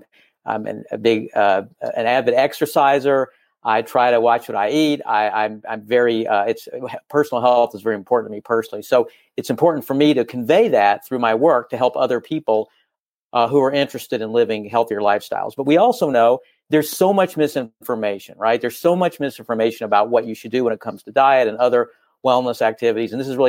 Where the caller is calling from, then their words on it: Los Angeles, California, United States; I am calling from the city of Los Angeles, Los Angeles, California.